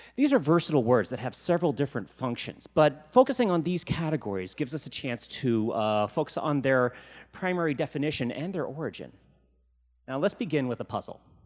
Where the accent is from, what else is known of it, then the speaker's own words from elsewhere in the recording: Virginia, United States; now in Seattle, United States; When I was growing up in Virginia